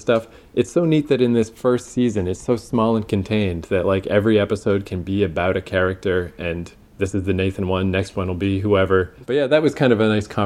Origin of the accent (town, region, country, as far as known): Canada